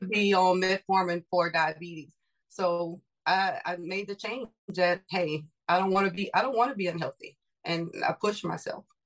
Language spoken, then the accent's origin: English; Louisiana, United States; now in Houston, United States; I am from Louisiana. I live in Texas. Okay. I always how- say born and raised Louisiana, Texas made.